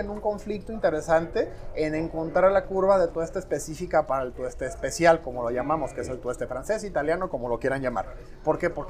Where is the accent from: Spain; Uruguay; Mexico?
Mexico; estamos muy acostumbrados como mexicanos y americanos en general